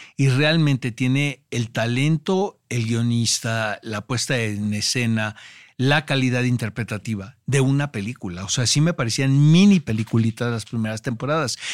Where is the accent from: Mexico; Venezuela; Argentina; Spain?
Mexico; a nosotros como mexicanos